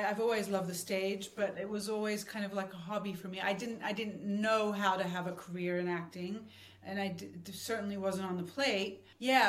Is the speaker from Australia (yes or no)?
yes; Sydney, New South Wales, Australia; It was the most magical part of my childhood was Australia.